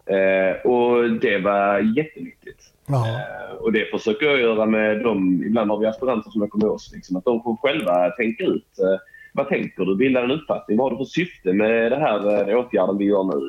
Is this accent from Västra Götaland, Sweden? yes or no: no; Helsingborg, Skåne, Sweden; also born or lived in Umeå; omkring Helsingborg är jag uppvuxen